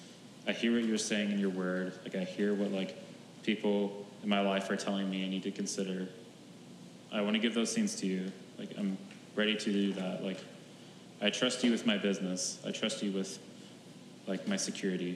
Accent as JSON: {"language": "English", "region": "Oklahoma", "country": "United States", "tie": "born or raised there", "moved": "yes", "said": "my hometown in Oklahoma"}